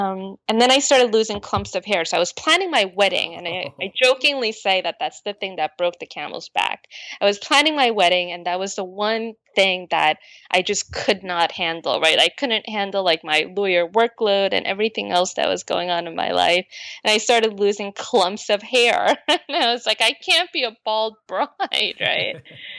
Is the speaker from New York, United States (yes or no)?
yes; Astoria, New York, United States; English is a second language; growing up in Astoria without the ability to speak English, I just saw them get taken advantage of a lot.